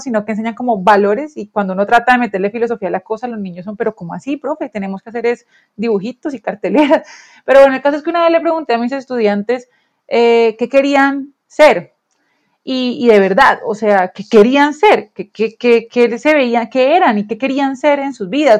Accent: Colombia

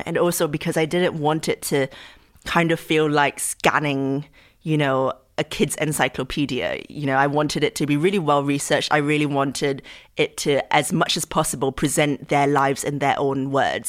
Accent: Singapore; moved away; I grew up in Singapore, what I learned about in the history books was very much about Southeast Asian history

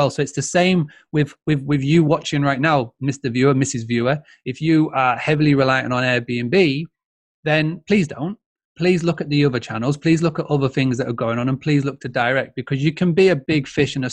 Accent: Yorkshire and the Humber, United Kingdom; I'm a Yorkshireman

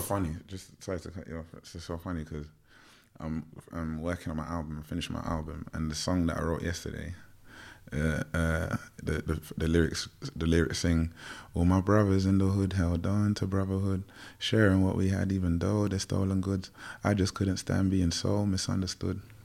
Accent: London, United Kingdom; growing up in Tottenham

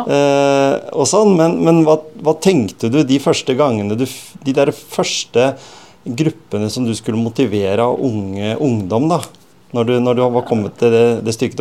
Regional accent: Skien, Telemark, Norway; Skien, som jeg vokste opp på, eller på Gjemse

